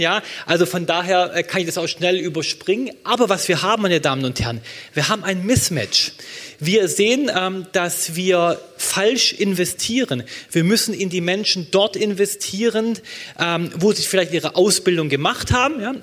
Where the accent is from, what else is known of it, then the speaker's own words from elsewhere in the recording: Baden-Württemberg, Germany; in meinem Heimatland äh, Baden-Württemberg